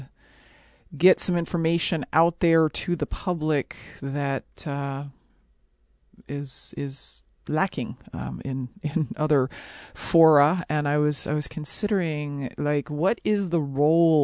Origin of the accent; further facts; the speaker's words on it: Ohio, United States; I'm from Ohio